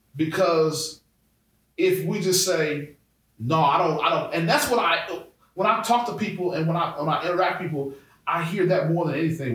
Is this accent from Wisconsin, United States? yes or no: yes; Brown Deer, Wisconsin, United States; growing up in Brown Deer, which is a primarily suburban neighborhood